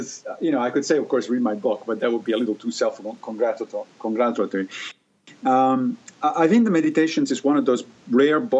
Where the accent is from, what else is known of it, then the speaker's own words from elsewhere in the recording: Rome, Lazio, Italy; moved away; I grew up in Italy, in Rome